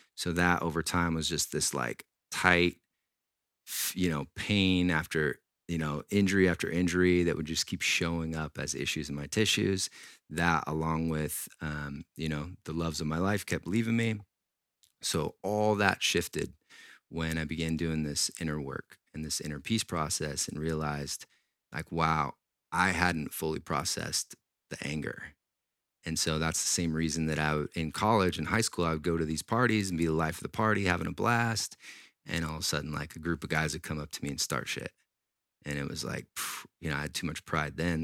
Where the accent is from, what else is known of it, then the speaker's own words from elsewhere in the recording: Washington, United States; I grew up in Washington State